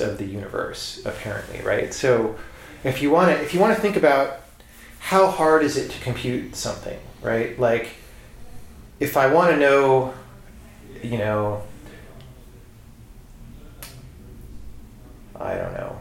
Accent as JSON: {"language": "English", "region": "Southern California", "country": "United States", "said": "I'm from Southern California"}